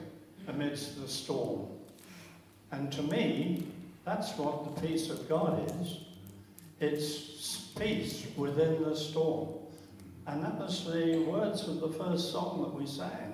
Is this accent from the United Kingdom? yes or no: yes; London, United Kingdom; moved away; As a Londoner